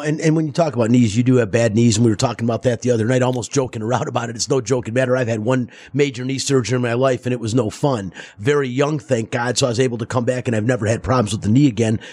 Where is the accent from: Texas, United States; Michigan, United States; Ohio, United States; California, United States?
Michigan, United States; Detroit; now in Las Vegas, United States; I'm from Detroit